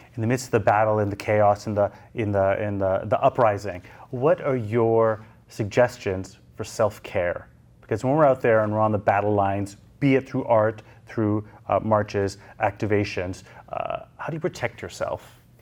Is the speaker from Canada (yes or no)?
yes; Canada; as a Canadian